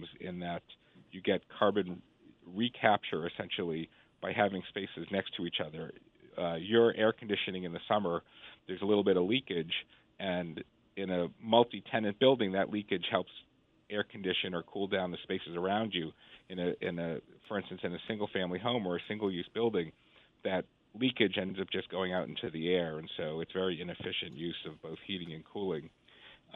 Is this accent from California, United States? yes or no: no; Boston, Massachusetts, United States; I grew up in Boston in the 1970s and 1980s